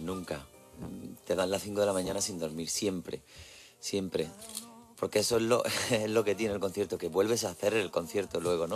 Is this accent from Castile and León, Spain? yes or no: no; Isla Cristina, Andalusia, Spain; Isla Cristina, a mi pueblo